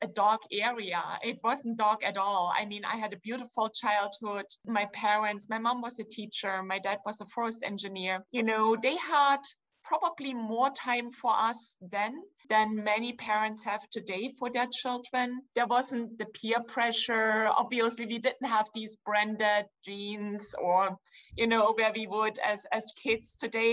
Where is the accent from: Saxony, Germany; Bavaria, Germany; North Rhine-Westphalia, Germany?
Saxony, Germany; Dresden; English is a second language; moved away as an adult; now in United States; I'm from Dresden, from the Elbe River in Germany.